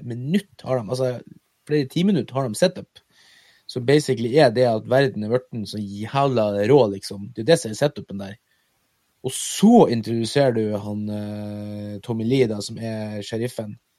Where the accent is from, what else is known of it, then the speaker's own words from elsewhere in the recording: Mo i Rana, Nordland, Norway; moved away; når jeg bodde hjemme på Moa